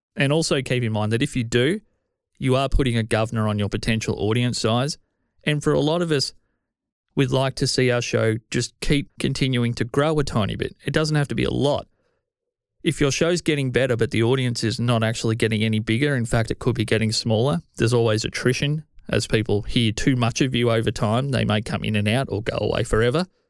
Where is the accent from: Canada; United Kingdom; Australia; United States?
Australia; I'm Australian